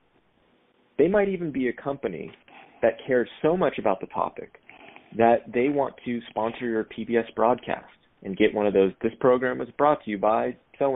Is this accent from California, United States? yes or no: yes; Sacramento, California, United States; moved away; when I lived in Sacramento, my hometown